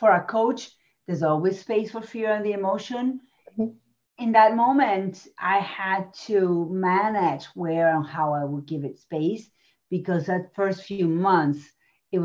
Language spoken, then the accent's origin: English; Argentina; moved away; I come from Argentina. I was raised there.